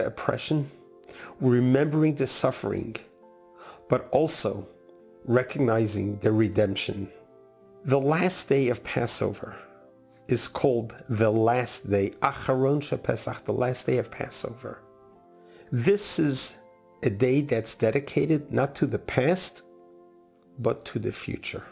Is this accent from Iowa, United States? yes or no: no; New York City, New York, United States; moved away as an adult; also born or lived in San Diego North County, California; now in San Diego, United States; I grew up in Crown Heights section of Brooklyn, New York.